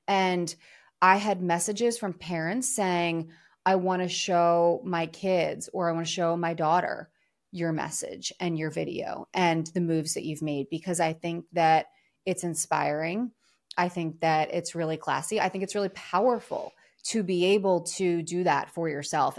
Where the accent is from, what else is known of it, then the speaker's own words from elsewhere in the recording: Philadelphia, Pennsylvania, United States; moved away; also born or lived in New York; I'm from Philadelphia, a few hours south of New York City